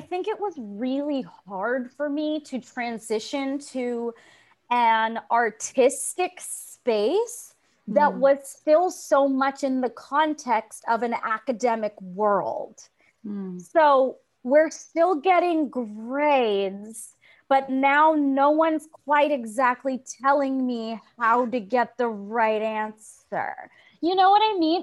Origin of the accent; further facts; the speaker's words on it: Tulsa, Oklahoma, United States; moved away as an adult; also born or lived in New York City; I grew up in Tulsa, Oklahoma. I'm a first generation Belizean American. My parents moved here when they were adults. I born and raised in Tulsa, moved to New York City to go to NYU